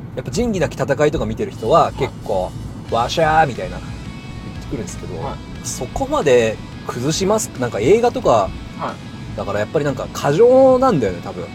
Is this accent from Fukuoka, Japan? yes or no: no; Kure, Hiroshima, Japan; now in Tokyo, Japan; まあ、私が広島出身で